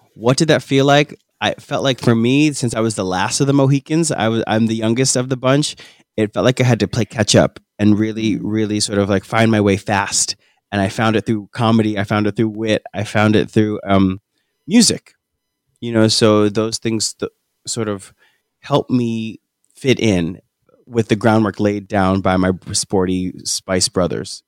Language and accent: English; New Jersey, United States; we hail from New Jersey